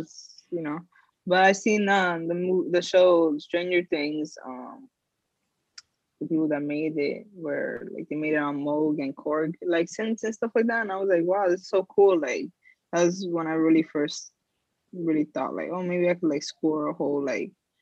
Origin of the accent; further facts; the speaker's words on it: New Jersey, United States; I'm from Jersey